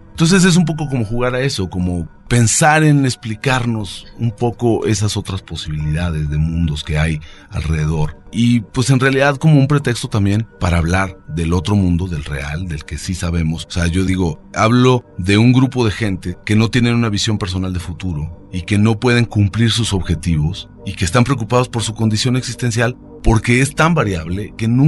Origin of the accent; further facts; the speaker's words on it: Mexico; tratar de reflexionar sobre quiénes somos como mexicanos a estas alturas.